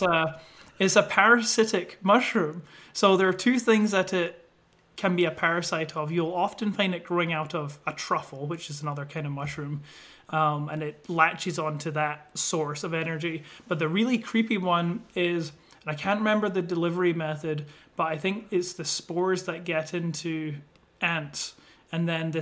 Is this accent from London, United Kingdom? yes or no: no; Scotland, United Kingdom; moved away as an adult; now in United States; I am originally from Scotland, and I've been over in the US for, I think, about 4 years now